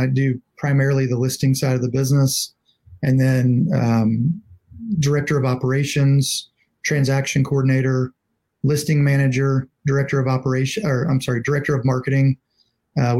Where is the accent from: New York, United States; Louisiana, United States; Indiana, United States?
Louisiana, United States; moved away as an adult; now in Nashville, United States; grew up in Louisiana, graduated from LSU and moved back